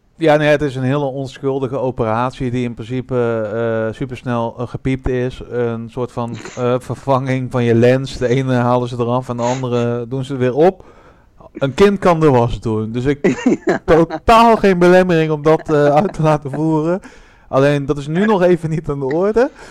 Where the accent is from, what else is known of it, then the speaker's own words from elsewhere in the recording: Breda, North Brabant, Netherlands; ik kom uit Breda